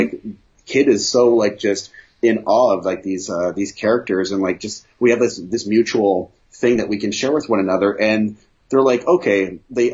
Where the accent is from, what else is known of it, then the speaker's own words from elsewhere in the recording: Canada; we're Canadian